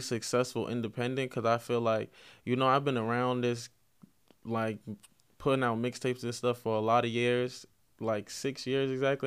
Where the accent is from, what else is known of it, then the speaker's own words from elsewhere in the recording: Mount Vernon, New York, United States; I'm from Mount Vernon